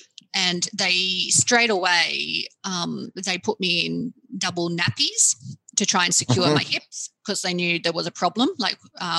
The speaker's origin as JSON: {"language": "English", "country": "Australia", "tie": "born or raised there", "said": "So I'm Australian and lived here all my life, born"}